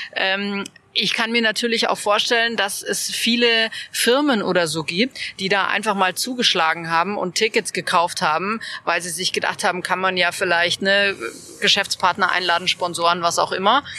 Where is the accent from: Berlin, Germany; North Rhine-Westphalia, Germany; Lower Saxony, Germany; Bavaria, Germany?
Bavaria, Germany; Munich; finde ich jetzt als, als Münchnerin